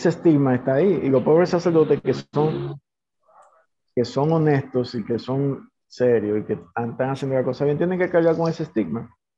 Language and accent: Spanish; Dominican Republic; aquí somos dominicanos